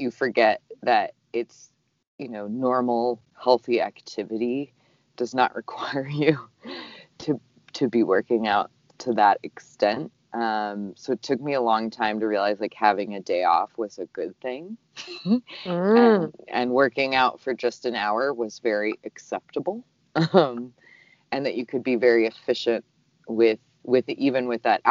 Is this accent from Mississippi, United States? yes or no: no; Southern California, United States; I grew up in Southern California